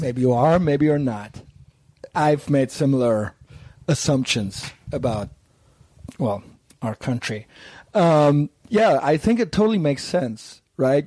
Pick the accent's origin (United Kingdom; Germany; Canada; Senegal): Germany; Cologne, North Rhine-Westphalia; I'm from Cologne